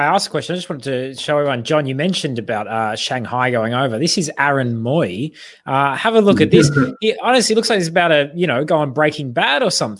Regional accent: Australia; as an Australian football journalist, I do want all the Australian teams to do well.

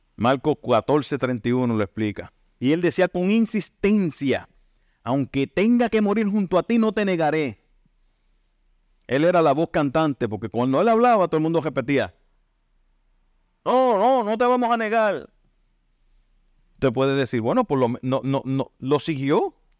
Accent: Santa Isabel, Puerto Rico; Yo soy de Santa Isabel, natural de Santa Isabel

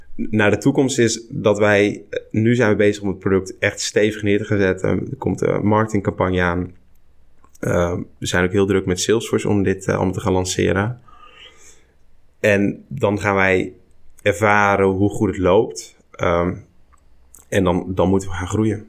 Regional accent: Barneveld, Gelderland, Netherlands; Ik kom uit Barneveld, plaatsje op de Veluwe

